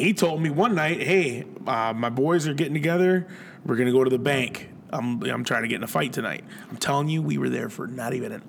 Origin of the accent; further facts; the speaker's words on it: Buffalo, New York, United States; No, that ain't me. I'm from Buffalo.